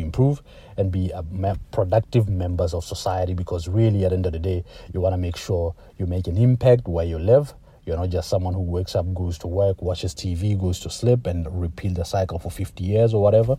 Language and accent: English; Lesotho; moved away as an adult; also born or lived in Toronto, Canada; now in Canada; I was born in Lesotho, that's in Southern Africa. I came to Canada for university